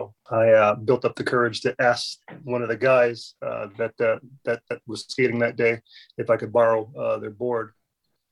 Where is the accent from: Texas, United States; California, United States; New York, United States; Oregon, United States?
California, United States; San Diego; growing up in San Diego